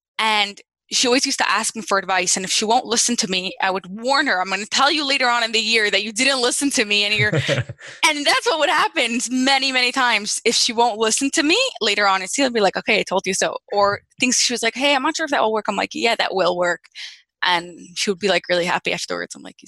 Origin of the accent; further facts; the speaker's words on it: New Jersey, United States; also born or lived in England; Yeah, so I'm from New Jersey.